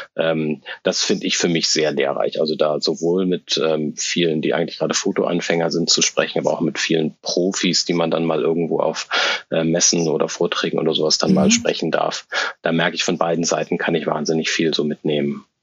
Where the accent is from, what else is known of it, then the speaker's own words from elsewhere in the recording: Hamburg, Germany; moved away as an adult; now in Berlin, Germany; Ich äh, äh, lebe und äh, arbeite in Berlin. Eigentlich komme ich aus Hamburg